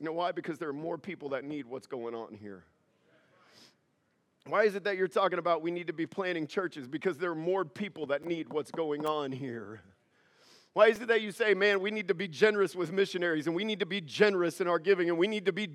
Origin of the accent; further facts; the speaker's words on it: United States; As an American